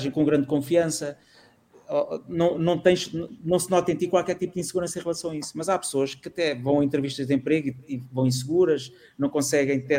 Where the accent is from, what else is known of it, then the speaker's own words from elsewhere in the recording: Almada, Setúbal, Portugal; Eu sou da Almada e tive uma namorada